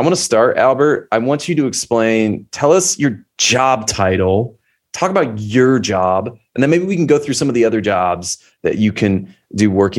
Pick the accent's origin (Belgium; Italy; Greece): Belgium; English is a second language; We're more watched in the United States, but maybe because I'm from Belgium messing with the algorithm, we do have some European viewers.